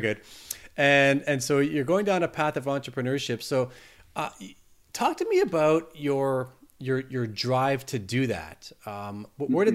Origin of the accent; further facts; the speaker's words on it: Canada; I'm Canadian